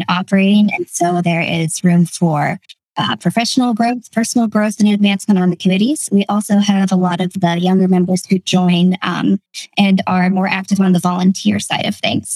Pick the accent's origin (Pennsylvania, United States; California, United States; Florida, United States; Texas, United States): Pennsylvania, United States; Northwestern; now in Lancaster, United States; I grew up in Northwestern Pennsylvania in a small town